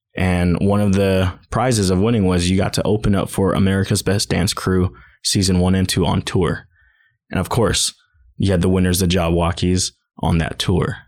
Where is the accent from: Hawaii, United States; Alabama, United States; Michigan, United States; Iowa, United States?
Hawaii, United States; also born or lived in Southeast Idaho; now in Idaho, United States; I'm originally from Hawaii